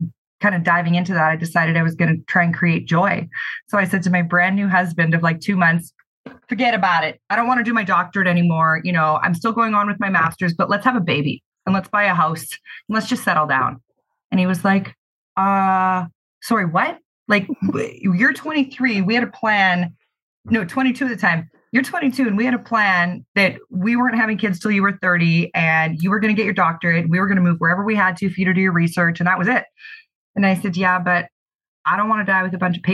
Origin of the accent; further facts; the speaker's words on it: Kelowna, British Columbia, Canada; I'm born and raised in Kelowna